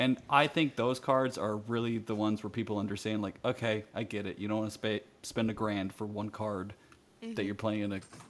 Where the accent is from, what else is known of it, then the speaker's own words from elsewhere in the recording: Florida, United States; I'm from Florida, all right?